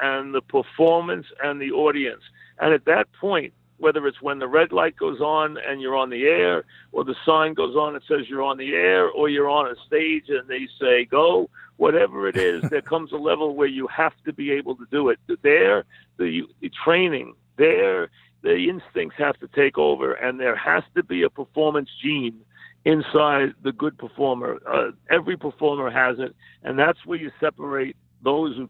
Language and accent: English; New York, United States; accent: New York; I've never tried to lose my New York accent